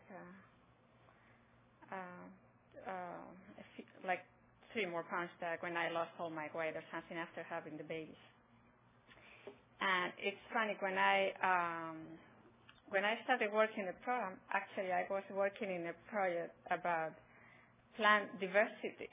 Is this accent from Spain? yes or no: yes; Spain; moved away as an adult; now in Roseville, United States; I am originally from Spain.